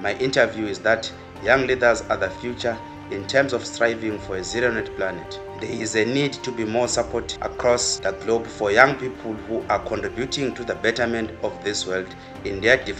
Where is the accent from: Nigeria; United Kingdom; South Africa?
South Africa; I am from South Africa